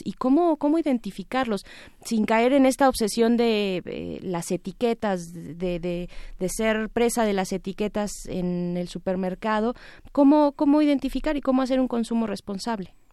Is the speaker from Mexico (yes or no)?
yes; Mexico; como mexicanos y mexicanas